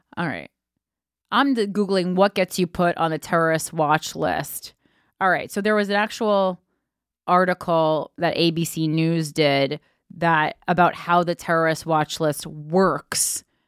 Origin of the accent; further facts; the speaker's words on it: New Jersey, United States; that's my home state